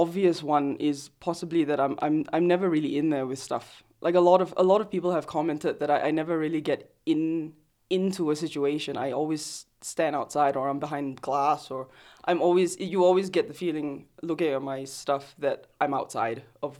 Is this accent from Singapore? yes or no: yes; Singapore; moved away as an adult; also born or lived in Australia; So I was born and raised in Singapore.